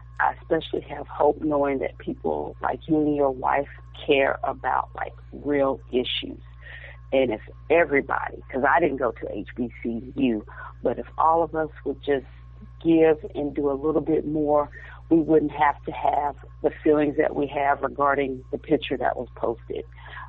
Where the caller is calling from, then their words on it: Texas, United States; I'm calling from Texas.